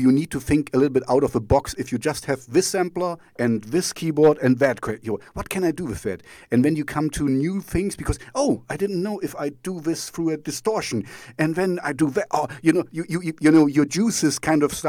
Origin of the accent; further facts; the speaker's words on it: East Germany, Germany; English is a second language; now in Jena, Germany; I grew up in East Germany, so we didn't have much